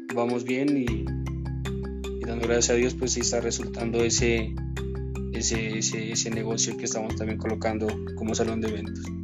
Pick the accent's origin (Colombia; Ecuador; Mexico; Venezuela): Colombia; Córdoba, Nariño; also born or lived in Argentina; now in Pasto, Colombia; nací en Córdoba, Nariño, es un municipio de la ciudad de Pasto, pero actualmente vivo en Pasto